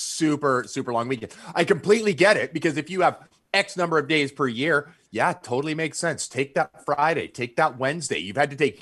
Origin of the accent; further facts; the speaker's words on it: Canada; I'm Canadian